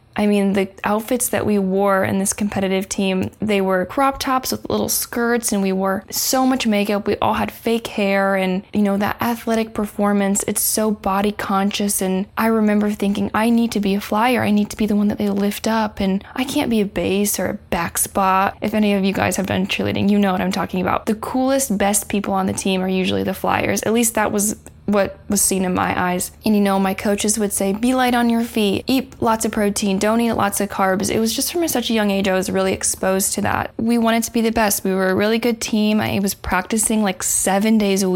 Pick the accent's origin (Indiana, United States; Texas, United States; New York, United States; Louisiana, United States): Indiana, United States; now in Los Angeles, United States; I live in LA. I live in Southern California, and I am actually from the Midwest, from Indiana